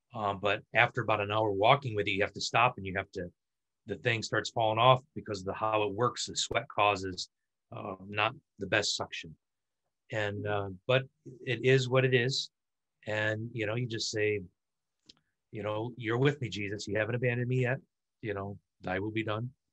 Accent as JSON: {"language": "English", "region": "Michigan", "country": "United States", "said": "I'm from Michigan, and in Michigan we had a lot of Norwegian, you know, Nordic sort of immigrants come"}